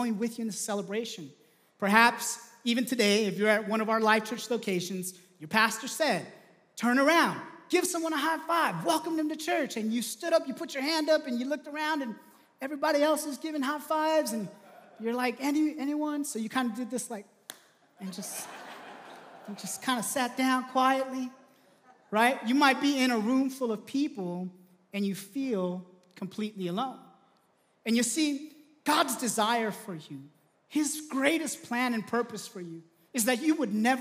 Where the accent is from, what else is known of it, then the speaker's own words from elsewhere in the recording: Southern California, United States; I grew up in Southern California, loved going to the beach.